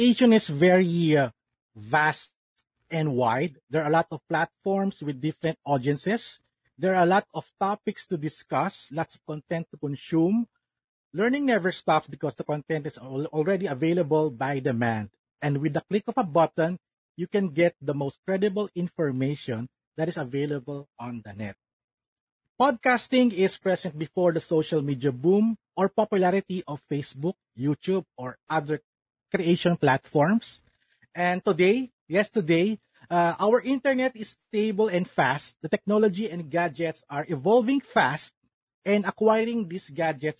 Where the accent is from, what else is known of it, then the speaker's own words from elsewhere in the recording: Calabarzon, Philippines; I'm from Cavite, Philippines